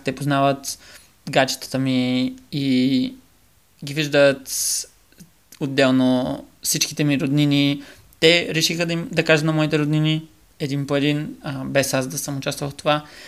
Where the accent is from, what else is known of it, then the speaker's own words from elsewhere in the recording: Bulgaria; moved away as an adult; also born or lived in Norway; на 18 се преместих далече от България